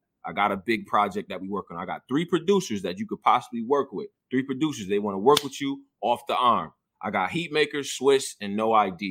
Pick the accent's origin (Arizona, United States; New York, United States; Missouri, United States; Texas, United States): New York, United States; Rochester; moved away; I'm from Rochester